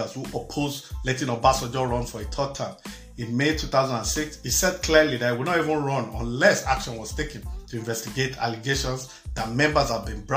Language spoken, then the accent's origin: English; Nigeria; now in United States; I'm Nigerian born.